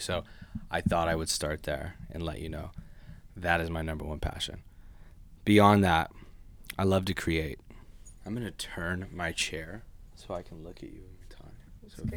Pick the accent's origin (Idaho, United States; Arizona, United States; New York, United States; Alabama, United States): Idaho, United States; Boise; also born or lived in Honolulu, Hawaii; I'm from Boise, Idaho. Yes. Um, born in Honolulu, Hawaii moved here when basically I was a baby. I was like two years old, and then grew up here